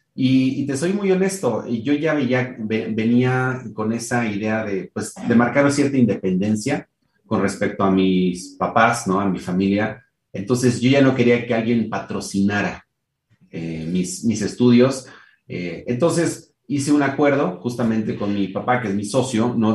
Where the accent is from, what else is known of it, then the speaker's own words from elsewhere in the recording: Mexico; soy mexicano de nacimiento